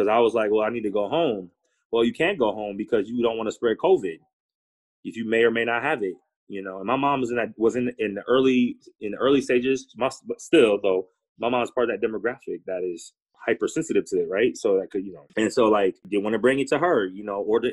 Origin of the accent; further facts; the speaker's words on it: Minneapolis, Minnesota, United States; moved away; also born or lived in Portland; I'm from Minneapolis